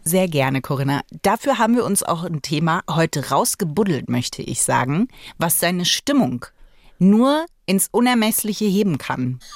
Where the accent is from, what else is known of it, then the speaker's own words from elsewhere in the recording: Magdeburg, Saxony-Anhalt, Germany; ich bin ja im Osten geboren, also in Magdeburg